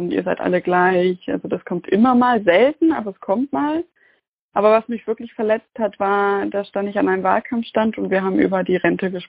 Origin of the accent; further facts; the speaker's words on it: Saxony-Anhalt, Germany; Und ich bin ja Nachwendekind, also ich bin in Sachsen-Anhalt groß geworden und das hat mich schon getroffen.